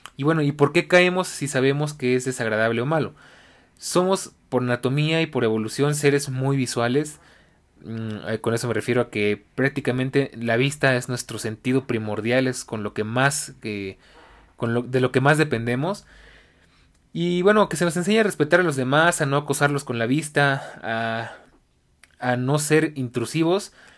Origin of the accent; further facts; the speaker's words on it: Mexico; en mi país, México